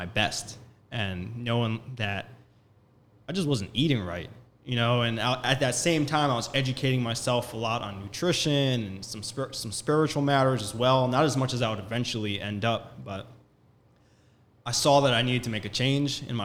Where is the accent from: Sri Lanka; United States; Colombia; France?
United States; Long Island, New York; we were raised in Long Island, New York